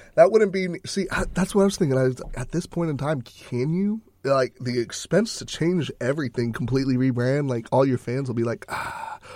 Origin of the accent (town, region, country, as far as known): Texas, United States